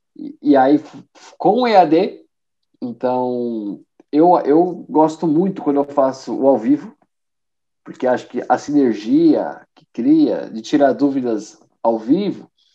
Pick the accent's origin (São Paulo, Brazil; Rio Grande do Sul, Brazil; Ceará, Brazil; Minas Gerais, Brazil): São Paulo, Brazil; São Bernardo do Campo; moved away as an adult; now in Porto, Portugal; eu sou de São Paulo, né? Nasci em São Paulo, na grande ABC, né? Sou de São Bernardo e moro aqui no Porto tem dois anos.